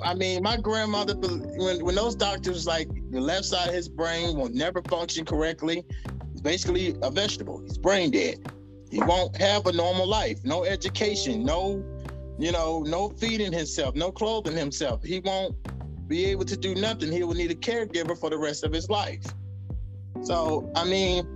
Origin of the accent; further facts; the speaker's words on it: the Bible Belt, the South, United States; also born or lived in Decatur, Georgia / New York; I come from the Bible Belt